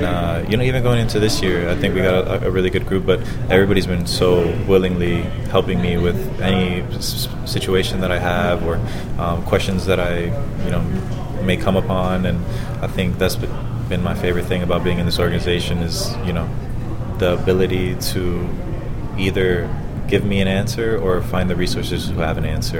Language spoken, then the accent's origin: English; Florida, United States; I'm from Florida, so having my family here in Tampa was, tough to manage as well